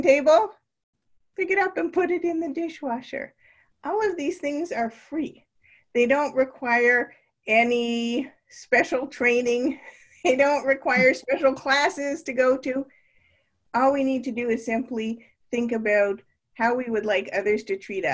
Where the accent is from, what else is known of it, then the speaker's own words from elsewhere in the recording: Canada; moved away as an adult; now in Naperville, United States; growing up in Canada